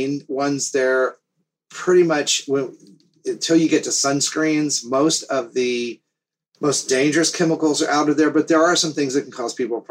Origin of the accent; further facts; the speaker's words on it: the South, United States; also born or lived in up north; now in Florida, United States; I grew up in the South